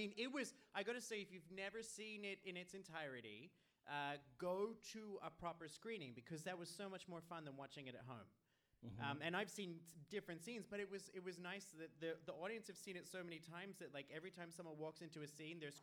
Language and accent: English; Australia; now in Iceland; I'm Australian